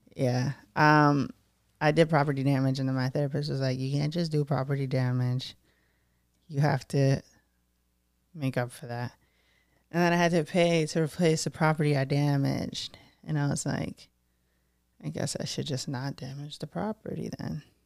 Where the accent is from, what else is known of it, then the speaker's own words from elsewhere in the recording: Brockton, Massachusetts, United States; I'm a Brockton bitch